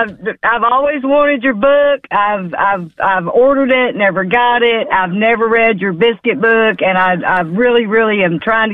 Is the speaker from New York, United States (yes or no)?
no; Memphis, Tennessee, United States; now in Georgia, United States; I grew up in Memphis as well.